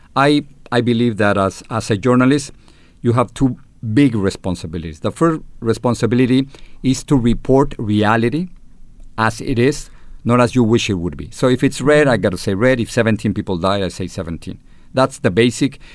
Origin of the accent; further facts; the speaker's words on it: Mexico City, Mexico; accent: Chilango; English is a second language; moved away as an adult; now in United States; I am Mexican-American, uh, with an accent, with a Chilango accent from, from Mexico City